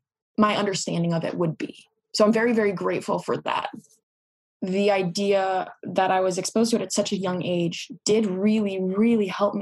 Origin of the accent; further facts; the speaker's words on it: Singapore; also born or lived in Southeast Asia; Although I am American, both of my parents are American. I was raised in Singapore for most of my childhood and around Southeast Asia.